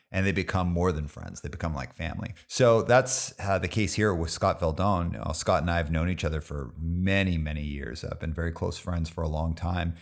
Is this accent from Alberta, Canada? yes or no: yes; Calgary, Alberta, Canada; I grew up in Calgary